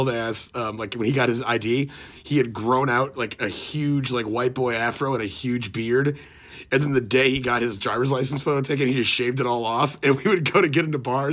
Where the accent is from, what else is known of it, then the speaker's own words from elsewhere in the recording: Texas, United States; growing up in Texas